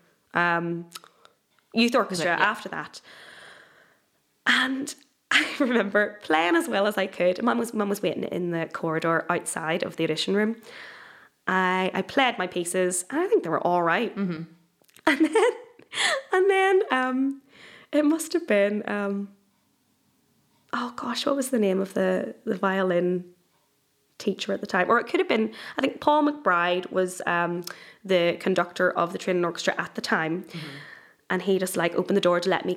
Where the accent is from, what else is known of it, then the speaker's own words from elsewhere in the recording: Northern Ireland, United Kingdom; I am totally Northern Irish